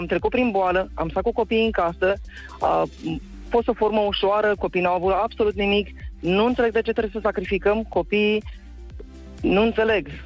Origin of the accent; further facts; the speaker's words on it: Brașov, Brașov County, Romania; Bună dimineața … sunt din Brașov.